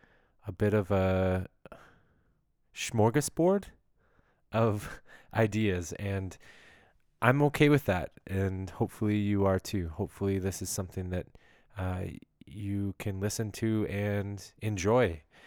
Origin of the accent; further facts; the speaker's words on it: Ontario, Canada; I'm just kind of from Ontario. I've been all around Ontario. I was born in Ottawa, and then just kind of moved towards the GTA slowly as a kid and growing up.